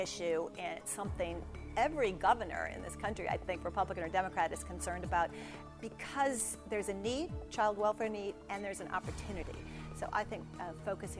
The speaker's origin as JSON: {"language": "English", "town": "Iowa City", "region": "Iowa", "country": "United States", "tie": "born or raised there", "moved": "yes", "said": "I not only graduated from Iowa, but I grew up in Iowa City"}